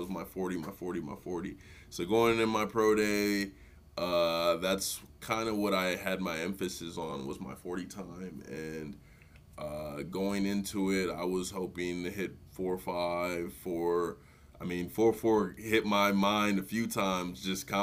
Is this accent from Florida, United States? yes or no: no; Cottage Grove, Minnesota, United States; also born or lived in Nigeria; I grew up in the Twin Cities, Nigerian born, went to suburb of the cities